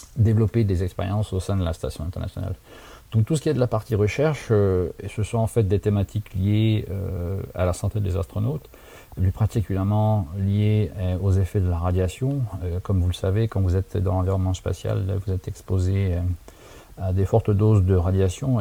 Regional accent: Saint-Dizier, Grand Est, France; moved away as an adult; now in San Francisco, United States; je suis né et j'ai grandi à Saint-Dizier

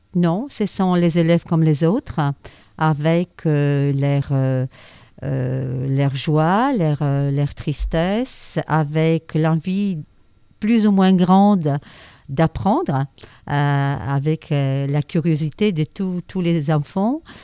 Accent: Warsaw, Masovian Voivodeship, Poland; French is a second language; moved away as an adult; now in France; je suis née à Varsovie, en Pologne

